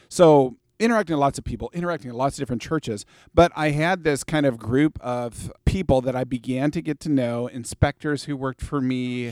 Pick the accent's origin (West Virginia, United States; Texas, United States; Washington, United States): Washington, United States; Vancouver; I grew up in Vancouver, Washington